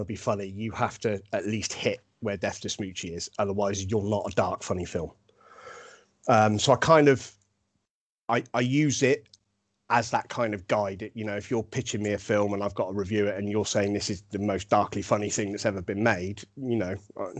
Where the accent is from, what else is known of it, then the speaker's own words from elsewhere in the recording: Germany; I grew up in Germany on a RAF camp that also had Americans on there